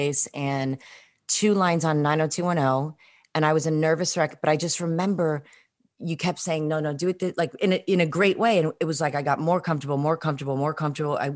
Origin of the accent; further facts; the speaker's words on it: New York City, New York, United States; I'm from Flatbush, but I went to Poly Prep in Bay Ridge.